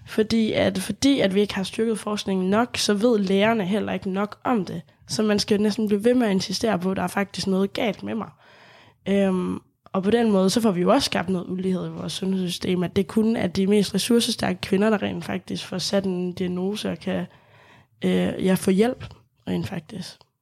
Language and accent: Danish; Lemvig, Central Denmark Region, Denmark; Jeg kommer selv fra Lemvig, så det er sådan, Deep, deep west